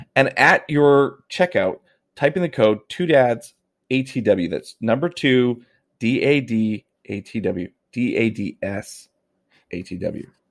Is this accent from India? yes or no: no; Canada; as a Canadian, I w, I have, uh, I have religious, uh, uh, beliefs